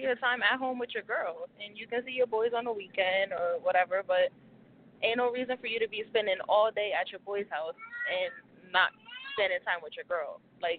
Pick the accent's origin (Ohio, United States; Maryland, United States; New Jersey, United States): New Jersey, United States; Atlantic City; I'm from Atlantic City.